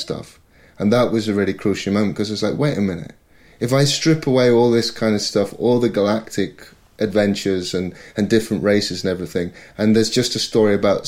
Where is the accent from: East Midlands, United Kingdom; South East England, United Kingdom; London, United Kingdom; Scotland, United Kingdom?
East Midlands, United Kingdom; Nottingham; I'm from Nottingham